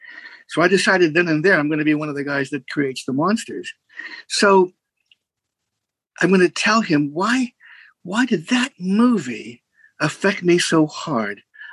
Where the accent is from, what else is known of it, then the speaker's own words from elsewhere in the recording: Pittsburgh, Pennsylvania, United States; Pittsburgh, Pennsylvania. And I'm still in the house I was born and raised in, this house.